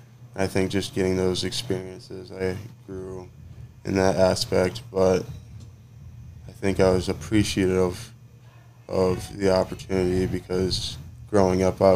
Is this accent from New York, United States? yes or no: no; Inver Grove Heights, Minnesota, United States; moved away as an adult; now in Happy Valley, United States; I grew up most of my life in Minnesota, Midwest, a certain way of living.